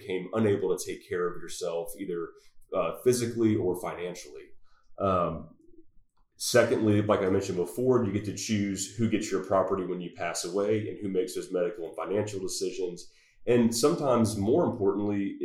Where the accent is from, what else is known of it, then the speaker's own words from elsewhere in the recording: Mississippi Gulf Coast, United States; moved away as an adult; also born or lived in Louisiana; now in Fort Worth, United States; I'm not from Texas, but I got here just as fast as I could from the Mississippi Gulf Coast originally.